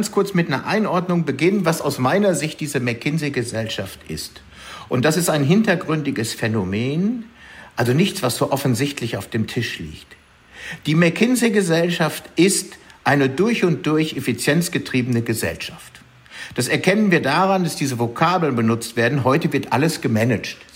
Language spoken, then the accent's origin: German; Düsseldorf, North Rhine-Westphalia, Germany; als Düsseldorfer muss ich auch Heinrich Heine nennen.